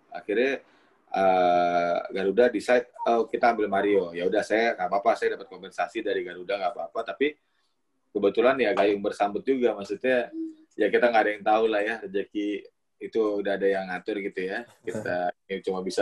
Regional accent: Batam, Riau Islands, Indonesia; now in Jakarta, Indonesia; dari zaman saya datang dari Batam ke

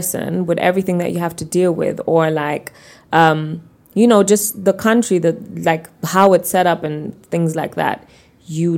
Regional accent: Germany; moved away as an adult; now in Uganda; being born and raised in Germany

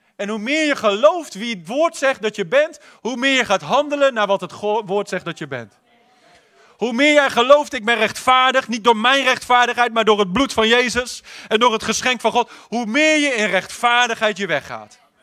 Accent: Netherlands; wij als Hollanders

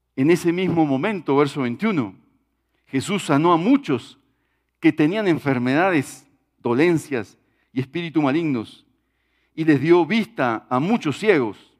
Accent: Uruguay; en mi país, en Uruguay

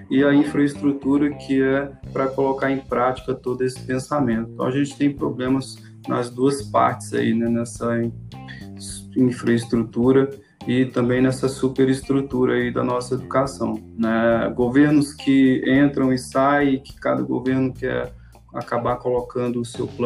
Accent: Peixoto de Azevedo, Mato Grosso, Brazil; now in Alta Floresta, Brazil; na cidade de onde eu vim, que é Peixoto de Azevedo. É, estou morando aqui em Alta Floresta tem quatro anos.

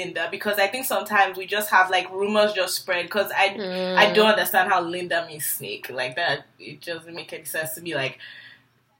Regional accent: Nigeria; born or raised there; moved away as an adult

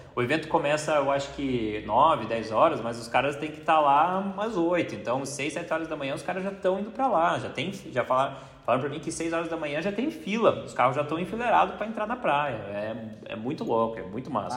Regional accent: Brazil; sou do Brasil

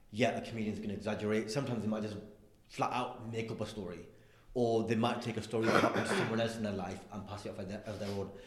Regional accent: Blackburn, North West England, United Kingdom; also born or lived in London; because I'm from Blackburn. Yeah, like I grew up in a place um, that like, like like a proper insular Asian Muslim community. Like that's where I'm from.

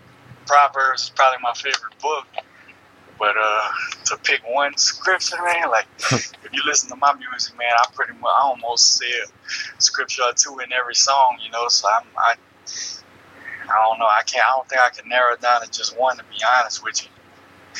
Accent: Louisiana, United States; growing up from Louisiana

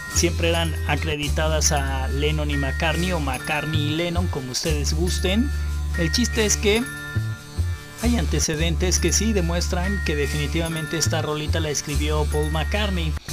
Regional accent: Mexico; a nosotros como mexicanos

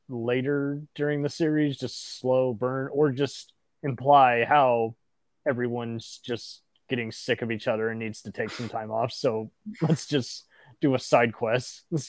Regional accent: Dallas, Texas, United States; I'm from Dallas

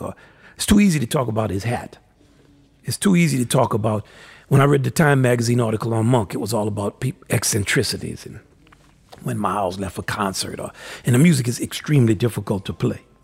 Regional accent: New Orleans, Louisiana, United States; culturally, I'm from New Orleans.

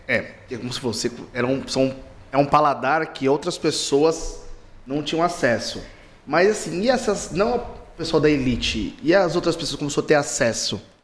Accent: Caçapava, São Paulo, Brazil; now in Araraquara, Brazil; eu não sou de Araraquara, sou de Caçapava

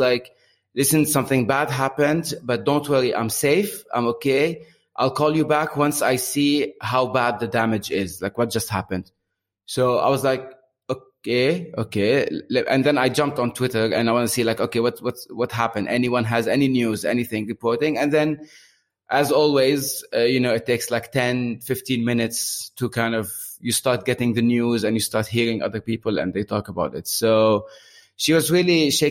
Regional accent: Beirut, Beirut Governorate, Lebanon; moved away as an adult; now in Bahrain; I moved out from Beirut around 10 years ago, but I visit twice a year.

